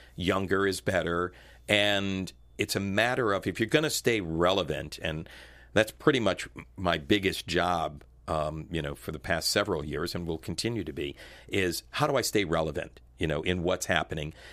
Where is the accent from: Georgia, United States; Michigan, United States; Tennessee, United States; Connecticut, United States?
Connecticut, United States; moved away as an adult; also born or lived in Washington, D.C.; being an Italian kid growing up in Connecticut